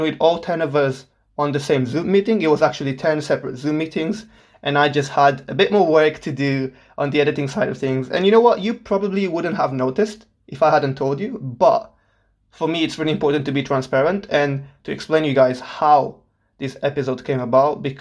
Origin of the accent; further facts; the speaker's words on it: Portugal; moved away as an adult; now in Solihull, United Kingdom; I was born and raised in Portugal my whole life.